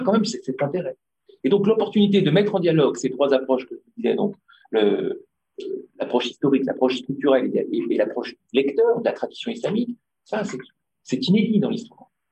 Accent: Tunisia; je suis tunisien aussi

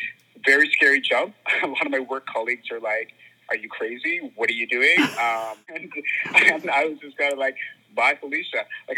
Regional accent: Vancouver, British Columbia, Canada; also born or lived in Hamilton, Ontario / Surrey; I was born in Hamilton, Ontario, and grew up mostly actually in the West Coast, so Vancouver, Surrey.

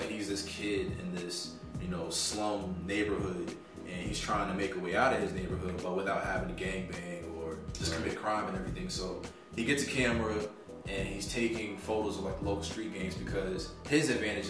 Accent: Paterson, New Jersey, United States; also born or lived in Fayetteville / Virginia Beach / Norfolk; Originally, I'm from Paterson, New Jersey, and was born and raised. I've bounced around a lot, just moving up and down the East Coast

